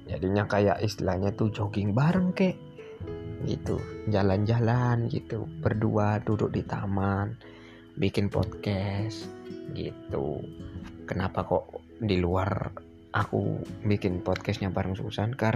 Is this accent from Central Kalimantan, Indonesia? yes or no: yes; Muara Teweh, Central Kalimantan, Indonesia; karena di daerahku ini tergolong daerah pedalaman di Kalimantan Tengah bukan di Kalimantan Tengah provinsinya Kal Kalimantan Tengah Palangkaraya bukan loh ya ini agak ke dalam dikit nama kotanya Muara Tewe